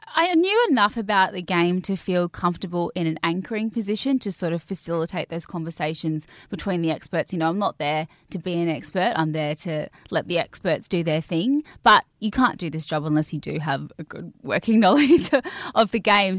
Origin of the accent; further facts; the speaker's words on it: Cairns, Queensland, Australia; I grew up in Cairns in North Queensland